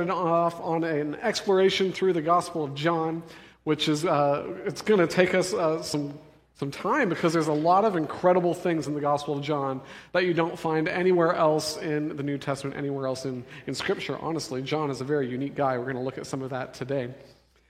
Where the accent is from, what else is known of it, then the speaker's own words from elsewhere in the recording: Denver, Colorado, United States; moved away; I'm from Denver